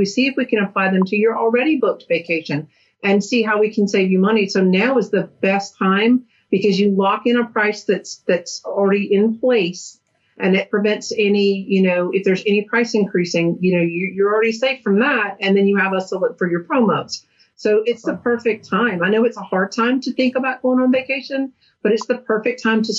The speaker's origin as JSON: {"language": "English", "town": "Atlanta", "region": "Georgia", "country": "United States", "tie": "born or raised there", "lives_now": "Kingsland, United States", "said": "I am in Georgia. I am originally from Atlanta as well, born and raised. We moved down to the very most southeast corner about 3 years ago, and we are here to stay. We are in Kingsland, Georgia now"}